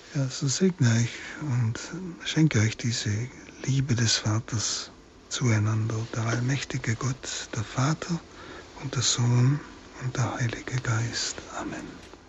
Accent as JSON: {"language": "German", "country": "Germany", "said": "jeden Tag bei uns in Deutschland erleben können"}